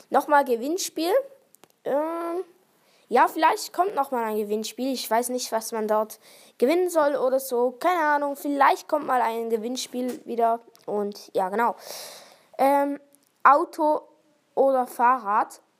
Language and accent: German; Thurgau, Switzerland; accent: Thurgau dialect; Ja, ich habe vielleicht den Thurgauer Dialekt, aber ich wohne nicht dort.